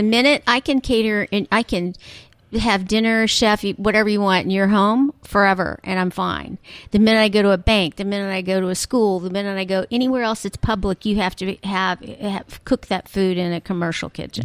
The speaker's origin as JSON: {"language": "English", "town": "Dallas", "region": "Texas", "country": "United States", "said": "I'm from Dallas"}